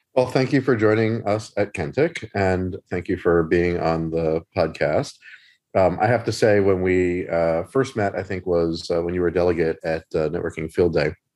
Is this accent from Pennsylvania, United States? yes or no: yes; Philadelphia, Pennsylvania, United States; as a Philadelphian, I speak too fast